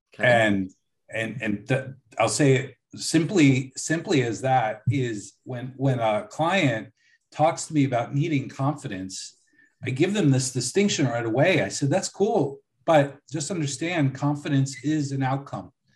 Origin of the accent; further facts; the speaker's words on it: Buffalo, New York, United States; I was born in 1974 in Buffalo.